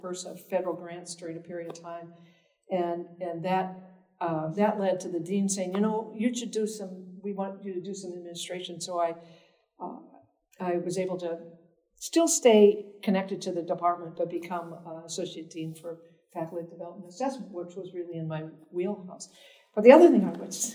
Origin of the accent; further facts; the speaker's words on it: Minnesota, United States; also born or lived in Boston; now in Nebraska, United States; I grew up in Minnesota